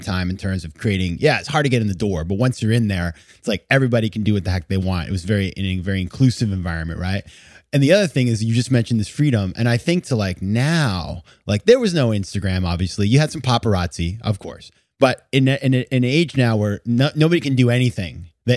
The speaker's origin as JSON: {"language": "English", "region": "Maine", "country": "United States", "also_born_or_lived": "New York City", "moved": "as an adult", "said": "I'm from Maine. So like, we don't have things like the Royalton."}